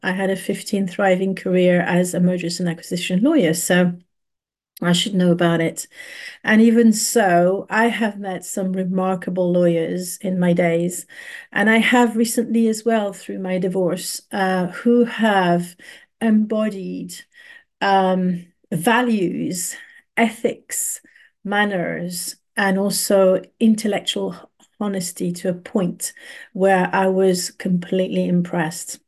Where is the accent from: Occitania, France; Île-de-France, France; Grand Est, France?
Île-de-France, France; Paris; moved away as an adult; also born or lived in London, United Kingdom; now in Bristol, United Kingdom; I was very privileged to grow up in Paris